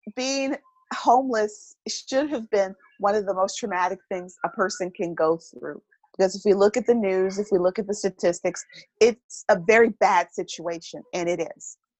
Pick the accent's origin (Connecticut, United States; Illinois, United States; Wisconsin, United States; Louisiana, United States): Wisconsin, United States; Milwaukee; moved away as an adult; I hail from Milwaukee, Wisconsin, even though I haven't been there most of my adult life